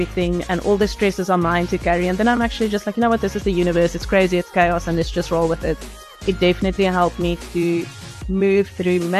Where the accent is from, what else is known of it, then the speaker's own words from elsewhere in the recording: George, Western Cape, South Africa; moved away as an adult; now in Stellenbosch, South Africa; we grew up in the Garden Route in George